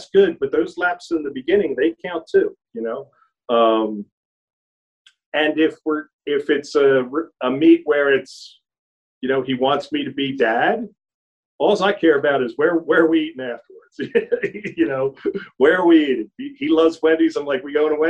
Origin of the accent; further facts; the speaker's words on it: Philadelphia, Pennsylvania, United States; now in Tennessee, United States; growing up in Philadelphia